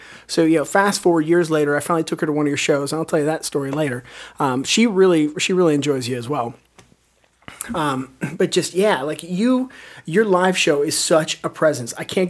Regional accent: Western Pennsylvania, United States; I grew up in Western Pennsylvania, a lot of farm country

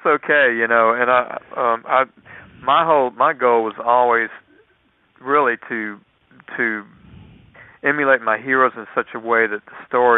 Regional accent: Lafayette, Louisiana, United States; also born or lived in Mississippi; we moved to from Mississippi to Lafayette, Louisiana, when I was 7 years old

